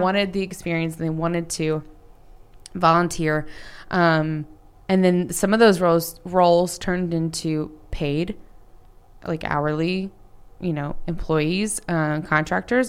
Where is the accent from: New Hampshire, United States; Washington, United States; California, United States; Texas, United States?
Texas, United States; Dallas; in the North Dallas area